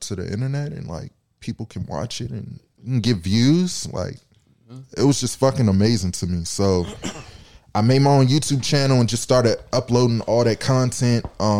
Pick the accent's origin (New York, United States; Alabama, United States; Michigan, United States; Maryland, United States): Maryland, United States; I'm from the DMV. Well, Maryland.